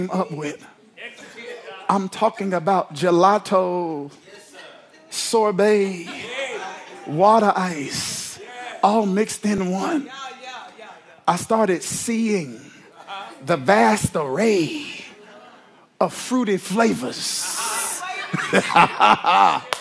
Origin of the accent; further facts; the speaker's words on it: New Jersey, United States; now in Orlando, United States; I'm from Jersey, so we got Rita's